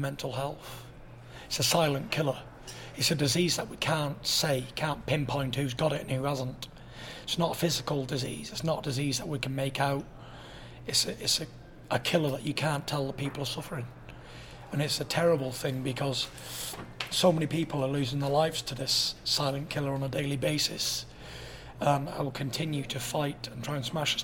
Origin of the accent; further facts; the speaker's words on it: United Kingdom; As true British gents